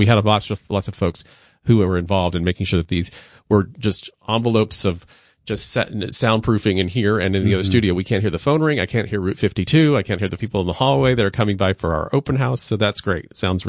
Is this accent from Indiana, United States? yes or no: yes; Indiana, United States; now in New York, United States; I'm from Indiana.